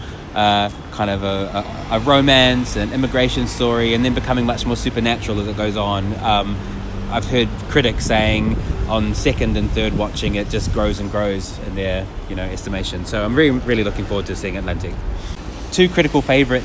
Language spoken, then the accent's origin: English; New Zealand; now in London, United Kingdom; I'm from New Zealand originally.